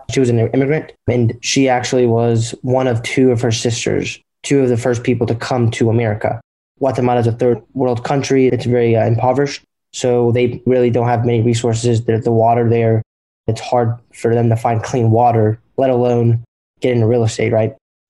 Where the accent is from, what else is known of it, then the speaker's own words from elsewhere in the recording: Durham, North Carolina, United States; I'm 19 years old. Jeff and I are twins. So, yeah, and we're from Durham, North Carolina.